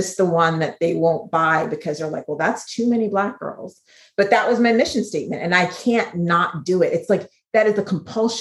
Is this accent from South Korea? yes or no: no; Ghana; being from Ghana